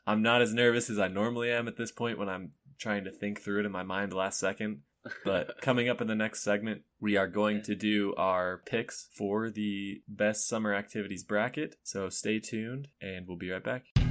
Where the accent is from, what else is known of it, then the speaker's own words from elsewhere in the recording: Utah, United States; where we're from Utah